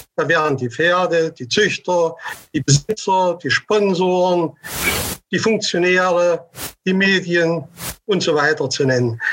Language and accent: German; Leipzig, Saxony, Germany; meine Heimatstadt oder quasi Heimatstadt Leipzig